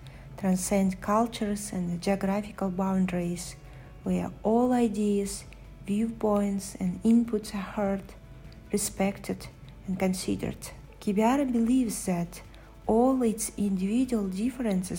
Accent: Kazakhstan; moved away; I am from Kazakhstan

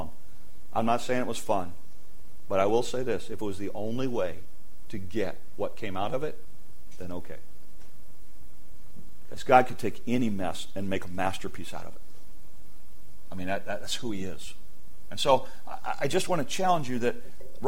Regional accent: United States; one of the curses of being an American is we live in a world in which we are bombarded 24/7

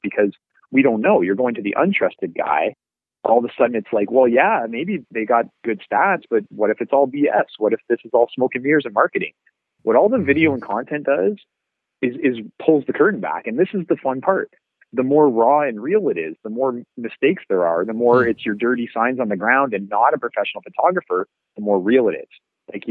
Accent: Brantford, Ontario, Canada; I had almost a decade in my hometown of being a realtor

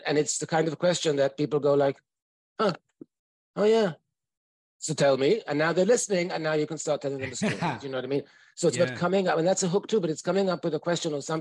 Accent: United States; I'm an American psychologist.

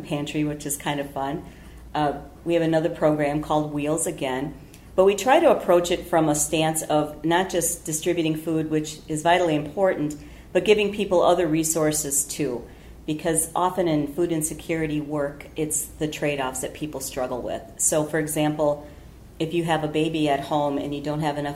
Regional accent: Beloit, Wisconsin, United States; moved away as an adult; now in Wausau, United States; born and raised in Beloit, Wisconsin, and I've been here in Wausau a year and a half

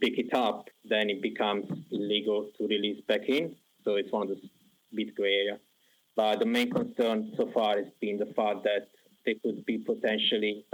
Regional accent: Southern Italy, Italy; moved away as an adult; now in United Kingdom; I'm from Southern Italy

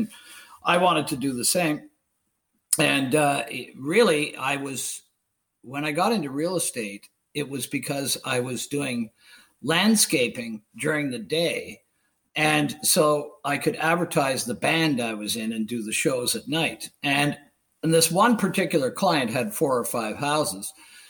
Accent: Ontario, Canada; they said, so where are you from? And I said, well, I'm from the Beaches.

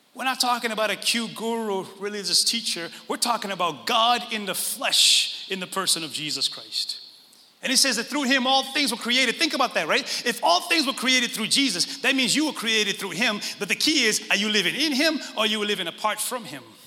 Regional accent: Northeast, United States; we grew up in the Northeast and we all come from that.

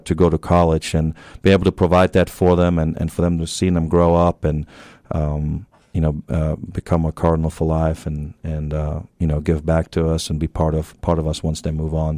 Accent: Germany; accent: German; moved away as an adult; also born or lived in Tennessee, United States; now in Beaumont, United States; I'm originally from Germany, so you hear that German accent once in a while

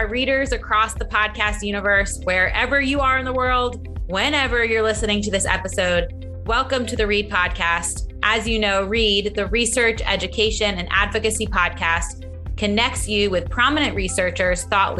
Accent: Westchester, New York, United States; I'm also from Westchester.

